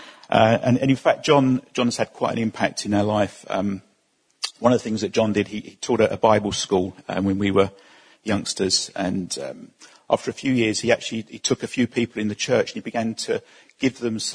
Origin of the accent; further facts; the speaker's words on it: Essex, East of England, United Kingdom; we come from Essex